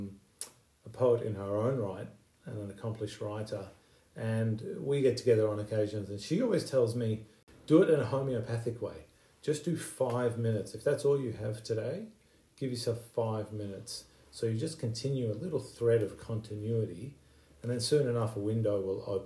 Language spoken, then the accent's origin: English; Iran; also born or lived in United Kingdom; now in Australia; I was born in Iran. My family has a refugee background. We were fortunate to leave Iran and find safety in the UK and then Australia